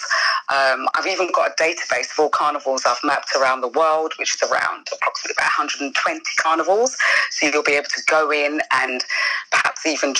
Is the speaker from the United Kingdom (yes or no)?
yes; United Kingdom; I'm British born also.